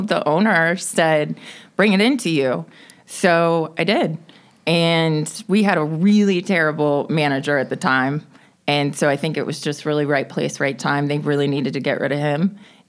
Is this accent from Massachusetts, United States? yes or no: no; Atlanta, Georgia, United States; now in Charlotte, United States; I grew up in Atlanta.